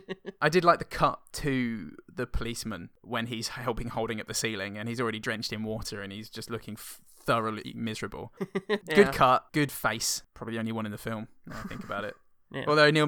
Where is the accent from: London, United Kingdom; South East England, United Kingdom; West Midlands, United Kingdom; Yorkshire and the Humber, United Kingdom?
West Midlands, United Kingdom; Stoke-on-Trent; I'm an overreaching joke. I'm from Stoke. It's harder than it looks.